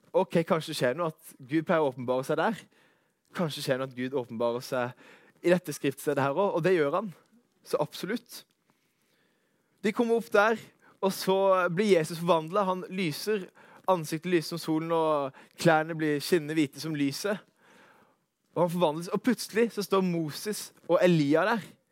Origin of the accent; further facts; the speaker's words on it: Arendal, Agder, Norway; moved away as an adult; also born or lived in Vegårshei / Søm, Kristiansand; now in Kristiansand, Norway; Kommer ifra Arendal slash Vegårshei